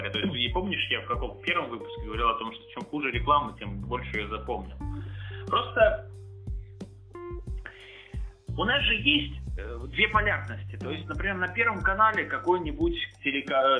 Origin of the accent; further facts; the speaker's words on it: Belarus; Сербы, славе, Словения, Словаки, украинцы, мы, белорусы.